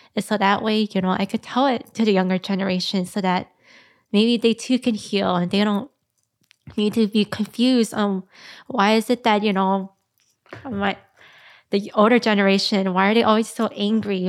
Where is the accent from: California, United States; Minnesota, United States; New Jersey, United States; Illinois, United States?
Minnesota, United States; McDonough Homes; I grew up in the McDonough homes